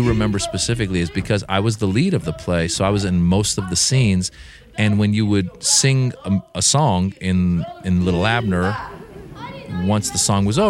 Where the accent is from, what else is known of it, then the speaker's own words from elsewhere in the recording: Marin County, Northern California, United States; also born or lived in Iran; I grew up in Marin County, Northern California. It's a very affluent area. But the people that lived there tended to be, at the time, very subtle in their wealth.